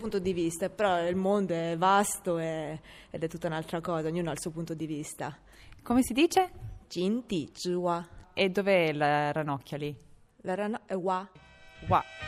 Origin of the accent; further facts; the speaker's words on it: Rome, Lazio, Italy; sono una cinese di Roma